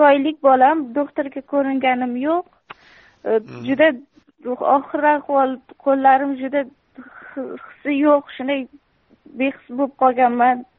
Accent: Surxondaryo Region, Uzbekistan; also born or lived in Mazar-i-Sharif, Afghanistan; yo'q afg'onistonni o'zi tojiklaridanman zabonlar mazori sharif viloyatida tug'ilib mhm. bir yoshimda bo'lganimda dadamni ishlari shu yoqqa bo'lganlar surxondaryoda o'sha mhm. yoqqa maktabni bitirdim

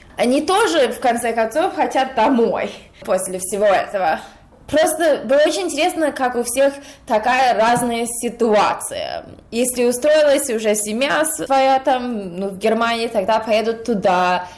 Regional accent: United States; я родилась в Америке, но родители из России

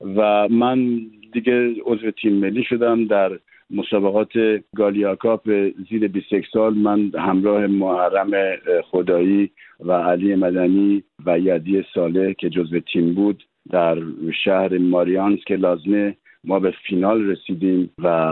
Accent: Tehran, Tehran Province, Iran; moved away as an adult; now in France; من تو امجدیه بزرگ شدم

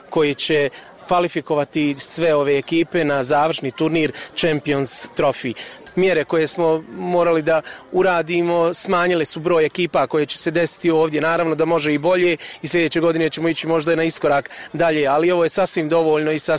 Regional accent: Gradačac, Federation of Bosnia and Herzegovina, Bosnia & Herzegovina; dolazim iz Gradačca.

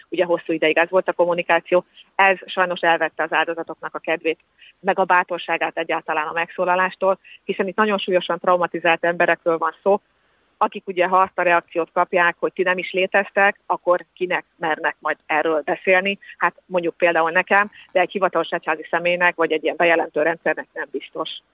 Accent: Szombathely, Vas, Hungary; én szombathelyi születésű vagyok.

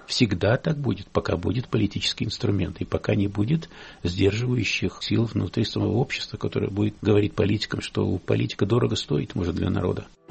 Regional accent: Russia; у меня на родине, моей России.

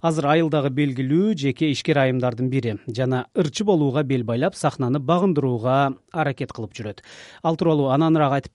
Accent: Nooken District, Jalal-Abad Region, Kyrgyzstan; биз жалал абадтын ноокен районундагы чеке кыштактардын биринде чоңойдук

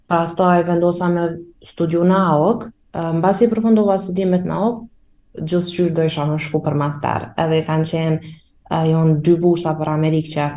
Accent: Kosovo; si një kosovare 18 veqare

